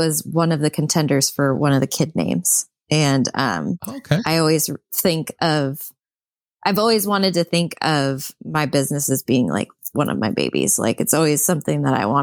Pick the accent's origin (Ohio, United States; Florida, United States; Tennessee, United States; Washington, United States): Washington, United States; Port Angeles; I'm from Port Angeles, Washington